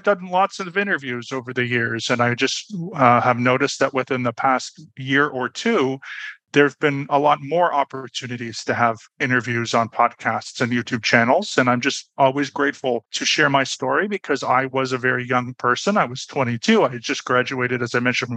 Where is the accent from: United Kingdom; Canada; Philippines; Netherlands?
Canada; Toronto, Ontario; moved away as an adult; also born or lived in Berlin, Germany; now in Budapest, Hungary; I was born and raised in Toronto, Canada, but I'm currently living in Budapest, Hungary.